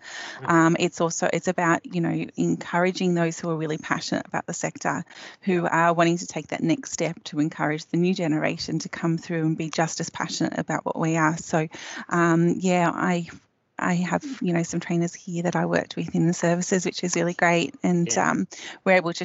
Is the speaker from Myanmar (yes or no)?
no; Sydney, New South Wales, Australia; also born or lived in London; I grew up in Sydney, with a brother and a sister and a mum and a dad.